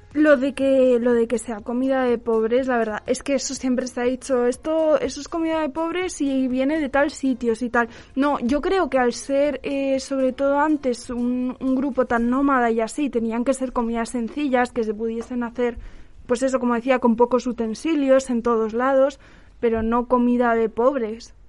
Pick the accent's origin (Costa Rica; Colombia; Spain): Spain; Aragon; Yo soy de Aragón